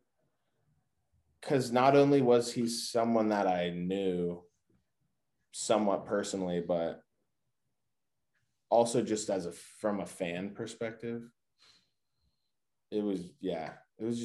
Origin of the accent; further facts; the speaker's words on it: Pittsburgh, Pennsylvania, United States; I was from Pittsburgh